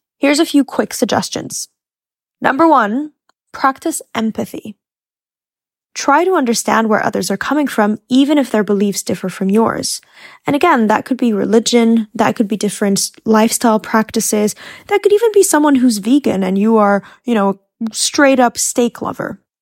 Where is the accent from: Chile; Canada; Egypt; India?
Egypt; I had a lot of Muslim colleagues because I grew up in Egypt